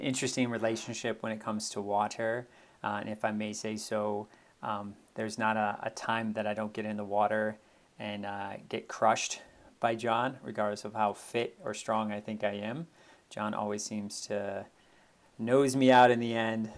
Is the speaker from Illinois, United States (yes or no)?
yes; outside of Chicago, Illinois, United States; I grew up outside of Chicago